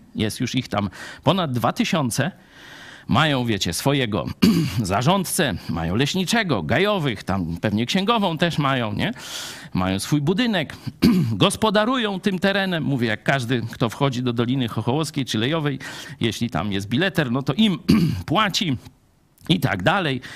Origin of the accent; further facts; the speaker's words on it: Lublin Voivodeship, Poland; u nas w Lubelszczyźnie